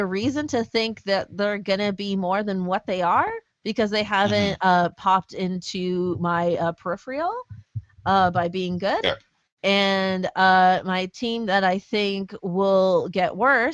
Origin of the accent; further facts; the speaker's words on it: Canada; as a Canadian